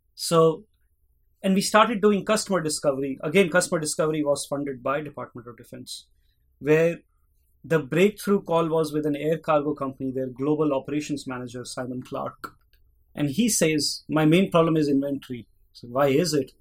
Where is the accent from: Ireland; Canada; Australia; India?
India; Delhi; moved away as an adult; now in Pittsburgh, United States; I grew up in India, in Delhi